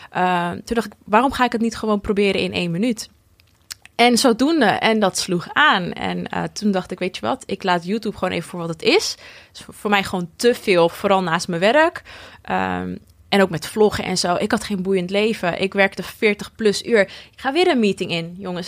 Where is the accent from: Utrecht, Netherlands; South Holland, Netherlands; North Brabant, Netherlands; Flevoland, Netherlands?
Flevoland, Netherlands; Almere; also born or lived in Lelystad; ik ben geboren in Lelystad en daarna wel verhuisd naar Almere